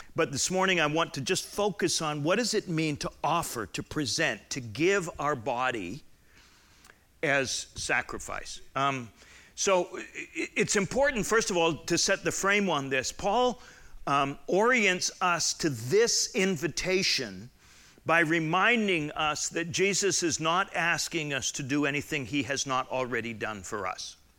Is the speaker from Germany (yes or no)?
no; Southern Alberta, Canada; moved away; I grew up in Southern Alberta, which was like Middle European.